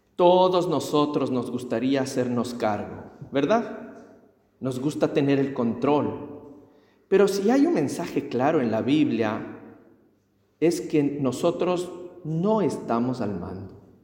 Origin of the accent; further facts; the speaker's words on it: Ecuador; En mi tierra es, en el Ecuador